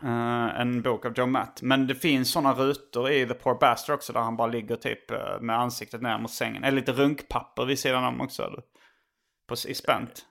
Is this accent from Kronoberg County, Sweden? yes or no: no; Hjärup, Skåne, Sweden